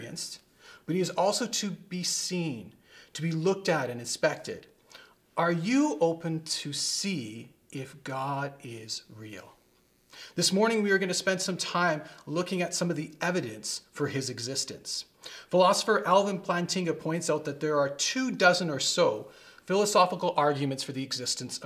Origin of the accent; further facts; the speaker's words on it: Vancouver, British Columbia, Canada; I grew up around Vancouver